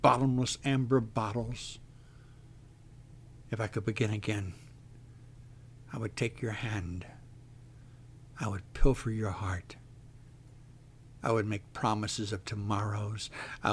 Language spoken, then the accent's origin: English; Texas, United States; I am from Texas.